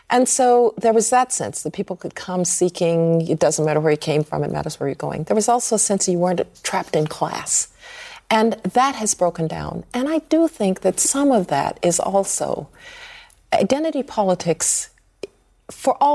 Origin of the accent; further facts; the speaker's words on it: Birmingham, Alabama, United States; I grew up in Birmingham, Alabama. I know and understand uh, language of that kind.